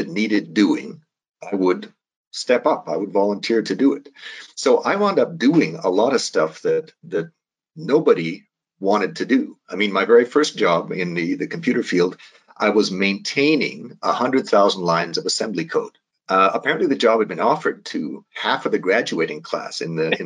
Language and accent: English; Calgary, Alberta, Canada; I'm from Calgary. I mean, I was raised on a farm outside of Calgary.